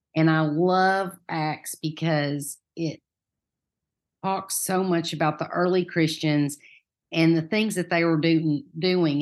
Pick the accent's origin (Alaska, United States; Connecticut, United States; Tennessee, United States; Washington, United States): Tennessee, United States; Farragut; now in Knoxville, United States; I grew up in Farragut. Most people in Farragut don't have this accent